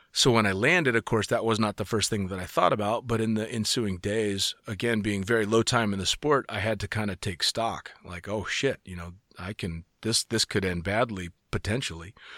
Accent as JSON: {"language": "English", "country": "United States", "said": "being an American"}